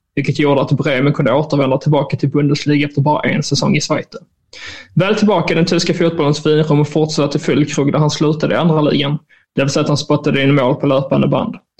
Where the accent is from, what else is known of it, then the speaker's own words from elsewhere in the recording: Skåne, Sweden; jag är ju skåning